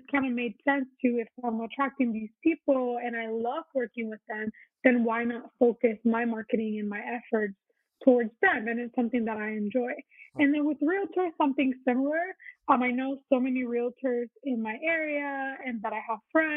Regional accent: Puerto Rico; moved away as an adult; now in Virginia, United States; I was born and raised in Puerto Rico

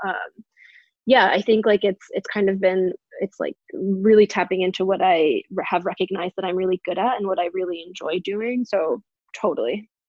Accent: New Hampshire, United States; also born or lived in New York; I was raised in New Hampshire, which is clearly very exotic, but what's where I am now

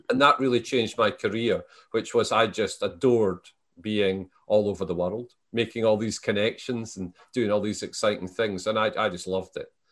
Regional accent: Selkirk, Scotland, United Kingdom; moved away as an adult; I was born in the Scottish Borders. So, the, the town I was born in, Selkirk, my family have been there for four hundred years.

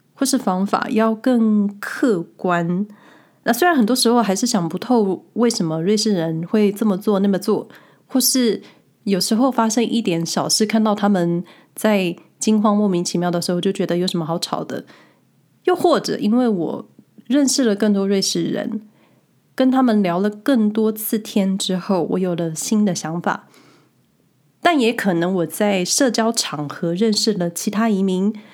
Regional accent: Taiwan; now in Switzerland; 之前回台湾的时候

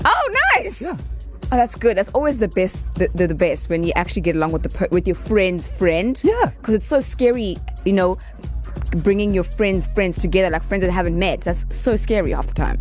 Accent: Polokwane, Limpopo, South Africa; now in Johannesburg, South Africa; I'm from Polokwane.

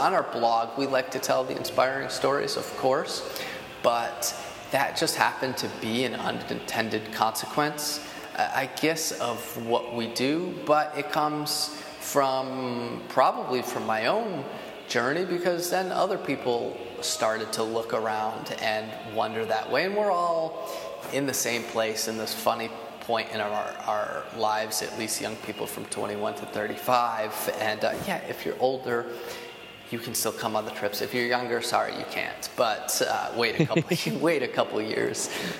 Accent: East Coast, United States; Clearly I'm from the East Coast and I know my geography better there

